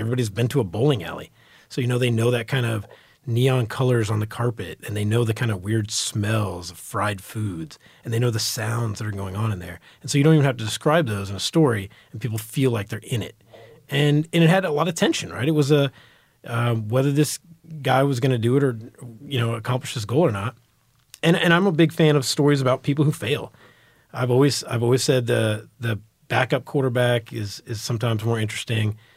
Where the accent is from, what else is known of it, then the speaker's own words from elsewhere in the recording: Dallas, Texas, United States; also born or lived in New York; growing up in Texas, reading Texas Monthly and, and D Magazine